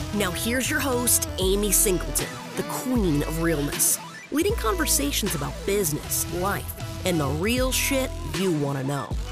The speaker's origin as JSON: {"language": "English", "town": "Vancouver", "region": "British Columbia", "country": "Canada", "tie": "born or raised there", "also_born_or_lived": "Hong Kong", "second_language": "English", "said": "I was originally from Hong Kong. I was born there um, and lived there until my family immigrated. We were sponsored by some relatives, and I so basically was raised in Vancouver"}